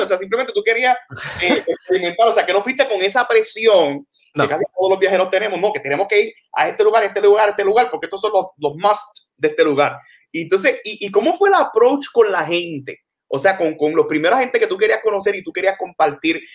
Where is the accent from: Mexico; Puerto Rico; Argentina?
Puerto Rico; San Germán; yo San Germán